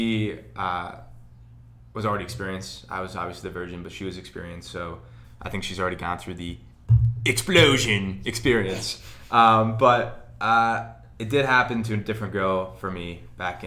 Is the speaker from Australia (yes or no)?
no; Mendham, New Jersey, United States; I'm from Mendham, New Jersey, very small town